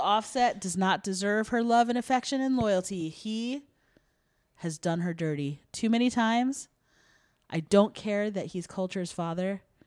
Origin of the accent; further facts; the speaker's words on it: Centreville, Virginia, United States; which is also my hometown.